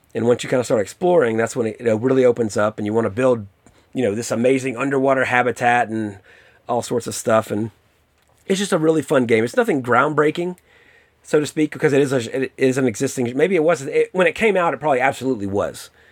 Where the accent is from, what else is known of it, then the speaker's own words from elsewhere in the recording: the South, United States; growing up in the South